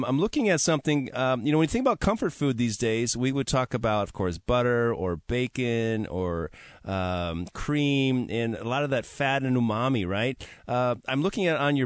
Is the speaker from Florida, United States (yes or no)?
no; Milwaukee, Wisconsin, United States; I grew up in Milwaukee, Wisconsin